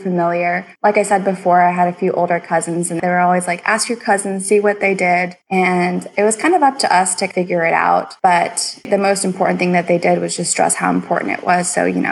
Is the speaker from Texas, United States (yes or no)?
yes; Houston, Texas, United States; I grew up here in Houston, Texas